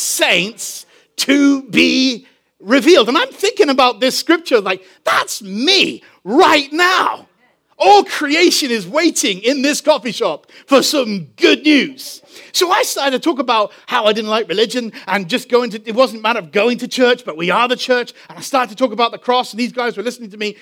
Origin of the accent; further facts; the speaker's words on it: England, United Kingdom; moved away; I'm from England.